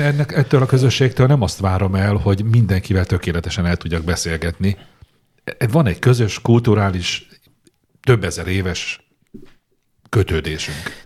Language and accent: Hungarian; Hungary; hogy magyar vagyok, ide születtem